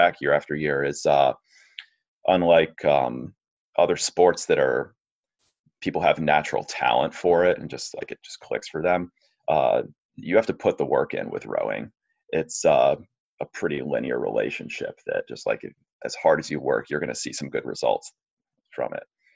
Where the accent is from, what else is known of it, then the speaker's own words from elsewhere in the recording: Providence, Rhode Island, United States; growing up in Providence